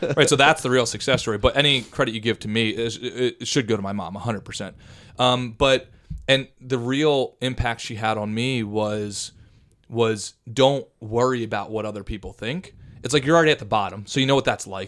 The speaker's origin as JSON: {"language": "English", "town": "Philadelphia", "region": "Pennsylvania", "country": "United States", "tie": "born or raised there", "said": "when I grew up in Philadelphia"}